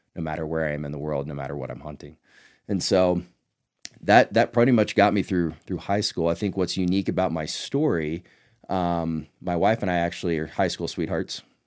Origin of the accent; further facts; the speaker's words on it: Northeast Texas, United States; I grew up in Northeast Texas